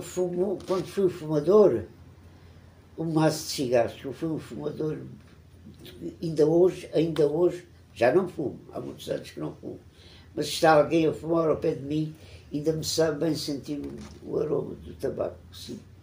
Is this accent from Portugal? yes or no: yes; Évora, Alentejo, Portugal; Nasci em Évora em 1931. Tive uma infância muito feliz na cidade, como criança e como adolescente